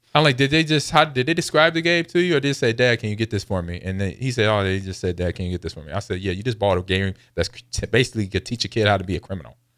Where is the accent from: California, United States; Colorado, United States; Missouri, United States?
California, United States; Los Angeles; I grew up in Los Angeles